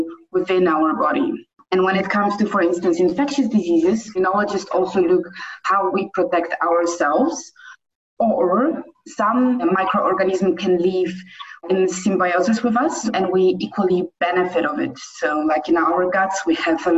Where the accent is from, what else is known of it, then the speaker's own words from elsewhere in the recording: Poland; moved away as an adult; also born or lived in Netherlands / South Africa; now in Cape Town, South Africa; I am from Poland, but I live currently in South Africa.